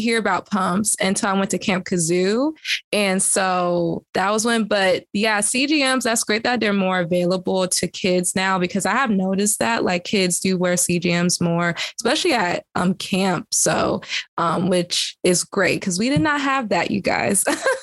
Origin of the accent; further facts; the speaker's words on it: the South, United States; I'm from the South